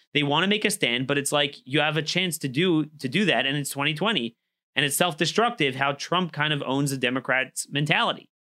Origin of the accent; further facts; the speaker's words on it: Baltimore, Maryland, United States; my hometown of Baltimore.